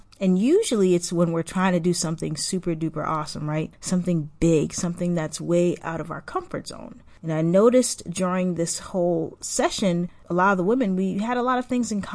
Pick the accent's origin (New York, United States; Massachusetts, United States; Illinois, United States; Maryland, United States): Massachusetts, United States; also born or lived in Haiti; I moved to Massachusetts when I was 5, going on 6